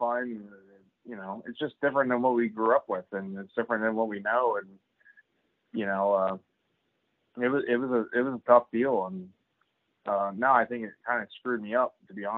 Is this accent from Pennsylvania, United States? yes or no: yes; Grandview, Pennsylvania, United States; I grew up in Grandview